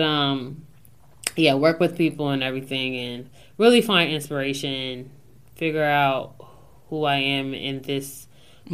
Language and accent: English; Newark, Delaware, United States; I'm this girl from Newark, Delaware.